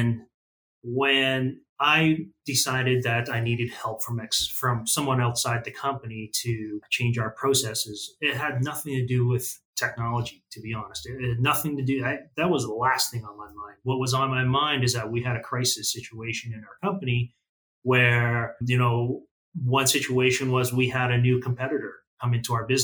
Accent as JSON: {"language": "English", "region": "southern Alberta", "country": "Canada", "tie": "born or raised there", "also_born_or_lived": "Kuala Lumpur, Malaysia / Red Deer, Alberta", "said": "I was born in Kuala Lumpur in Malaysia, but we immigrated to Canada when I was very little, young. And like I said, grew up in southern Alberta"}